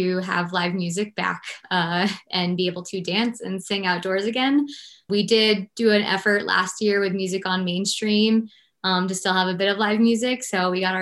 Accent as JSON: {"language": "English", "town": "Portland", "region": "Maine", "country": "United States", "tie": "born or raised there", "moved": "yes", "lives_now": "Victor, United States", "said": "that's where I moved here from"}